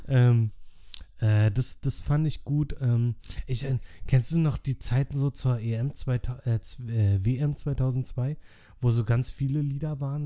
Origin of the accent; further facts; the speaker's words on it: Berlin, Germany; als Berliner